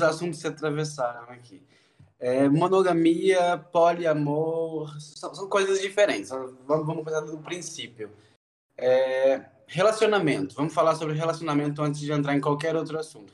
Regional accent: Juiz de Fora, Minas Gerais, Brazil; now in Natal, Brazil; Eu sou de Juiz de Fora, na verdade, uma cidade do interior

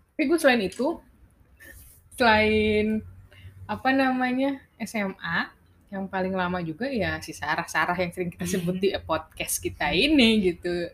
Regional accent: Bekasi, West Java, Indonesia; also born or lived in Jakarta; gua anak Bekaesyong nih.

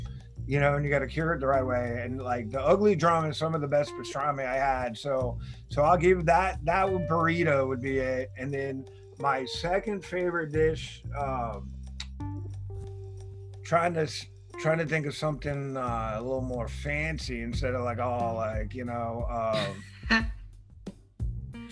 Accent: New York, United States; moved away as an adult; also born or lived in Long Island; now in Los Angeles, United States; I'm a New Yorker

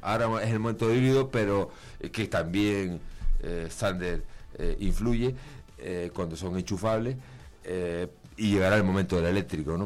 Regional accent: Canary Islands, Spain; now in Palencia, Spain; soy de Canarias

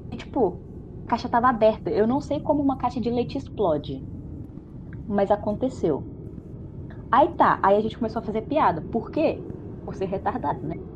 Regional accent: Minas Gerais, Brazil; also born or lived in Florestal; eu sou de Minas e eu tava morando, né, em 2017, fui pra faculdade fui para essa cidade que é uns 45 quilômetros da onde eu tô atualmente, que é Florestal.

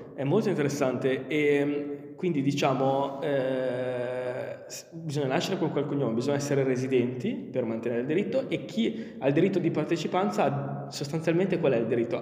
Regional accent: Milan, Lombardy, Italy; also born or lived in Modena/Bologna area; now in Modena area, Italy; io sono milanese di origine

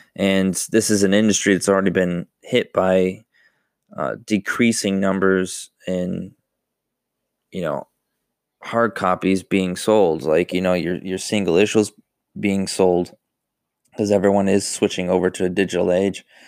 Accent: Buffalo, New York, United States; moved away; I'm from New York, Buffalo, New York

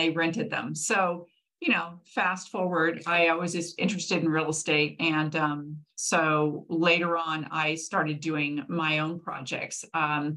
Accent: Manhattan Beach, California, United States; I grew up in Manhattan Beach

